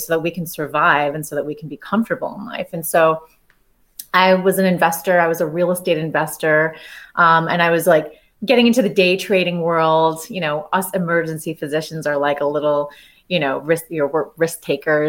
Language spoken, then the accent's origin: English; New York, United States; also born or lived in California; raised in New York